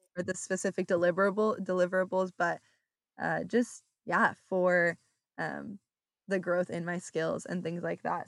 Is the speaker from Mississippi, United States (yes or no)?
no; Orange County, California, United States; moved away as an adult; now in Oklahoma, United States; I'm from Orange County, California